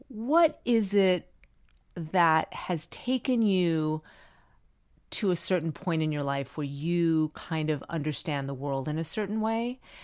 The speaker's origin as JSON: {"language": "English", "town": "Miami", "region": "Florida", "country": "United States", "tie": "born or raised there", "said": "I grew up in Miami and everyone spoke Spanish"}